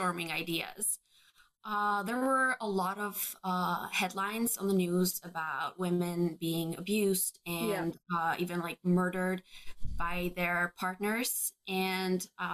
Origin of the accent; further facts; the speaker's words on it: Albania; we were three young girls growing up in Albania in an extremely patriarchal society